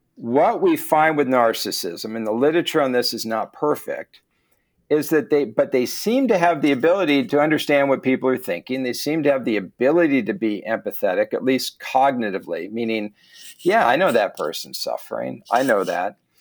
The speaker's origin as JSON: {"language": "English", "country": "United States", "said": "As an American"}